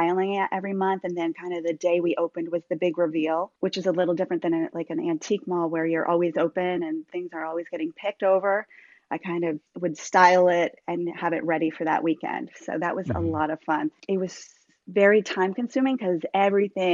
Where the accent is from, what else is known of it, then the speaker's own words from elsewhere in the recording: Vermont, United States; now in Virginia, United States; I'm from New England. I'm from Vermont originally, so, and I live in Virginia